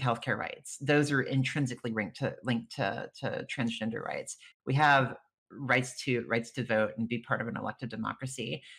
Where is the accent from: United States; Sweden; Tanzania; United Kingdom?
United States; rural Louisiana; I come from a very rural Louisiana county parish is what they call them in louisiana